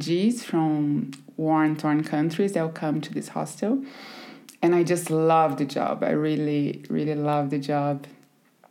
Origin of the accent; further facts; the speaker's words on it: countryside of São Paulo state, Brazil; English is a second language; moved away as an adult; also born or lived in Recife, Pernambuco; I grew up in a very small town in the countryside in São Paulo, very tiny, 20,000 people.